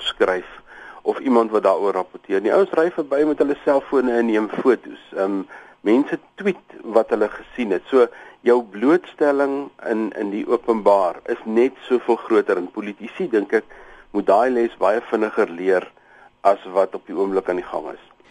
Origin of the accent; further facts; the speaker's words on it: South Africa; as 'n Suid-Afrikaner